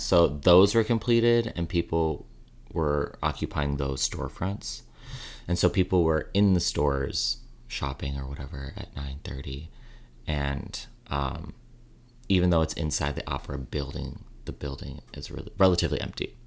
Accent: Chicago, Illinois, United States; now in New York City, United States; Growing up in Chicago

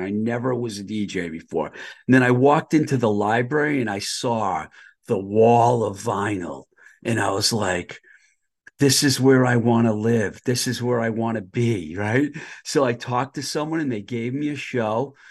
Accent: Boston, Massachusetts, United States; moved away as an adult; also born or lived in Los Angeles, California; I grew up in the Boston area.

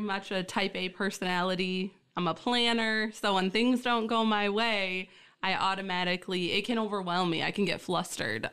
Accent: Essexville, Michigan, United States; born or raised there; also born or lived in Key Largo, Florida

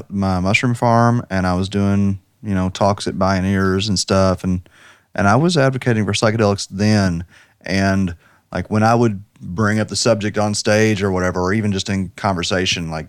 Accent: United States; I grew up in Washington County very rural High Street is where all the black people lived.

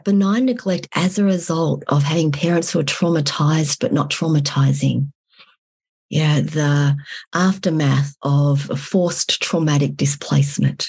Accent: Australia; moved away as an adult; also born or lived in Vietnam; now in Fairbanks, United States; I was born in Vietnam. I was raised in Australia. And these days I live in Fairbanks, Alaska

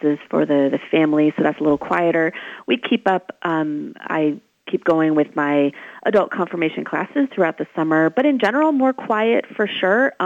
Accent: Washington, District of Columbia, United States; I grew up in the Washington, D.C. area

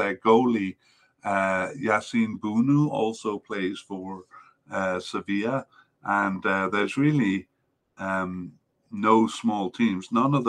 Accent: Canada; makes me shudder as a Canadian fan

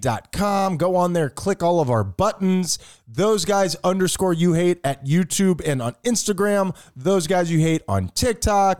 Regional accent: Miami, Florida, United States; we're from Miami.

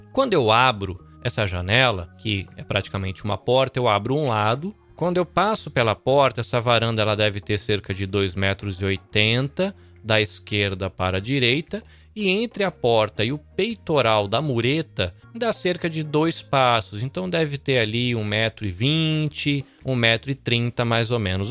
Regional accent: Salvador, Bahia, Brazil; moved away as an adult; now in Shizuoka, Japan; eu sou brasileiro, nascido em Salvador, mas vivo aqui no Japão há quase 20 anos, atualmente na província de Shizuoka

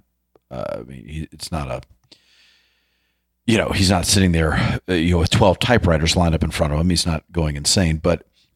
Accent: New York City, New York, United States; growing up in New York City, you know, I was surrounded by artists

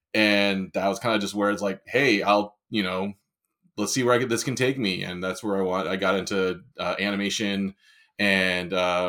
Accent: San Diego, California, United States; also born or lived in Long Island, New York; I was born in Long Island, New York. But my parents quickly moved out to San Diego.

